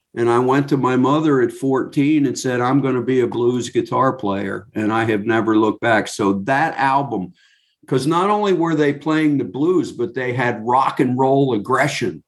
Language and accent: English; New Jersey, United States; I'm from New Jersey, I'm not from Great Britain